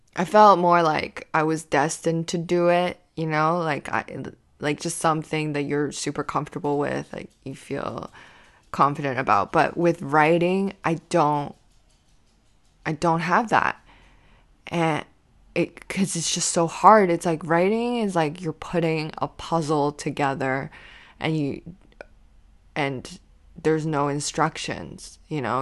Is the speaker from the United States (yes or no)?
no; Canada; myself as a Canadian comedian